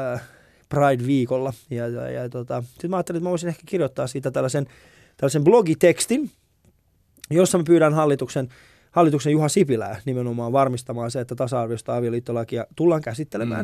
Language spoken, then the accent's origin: Finnish; Vantaa, Uusimaa, Finland; mä oon kasvanut siis Koivukylän, mä oon hengailu eniten Koivikylässä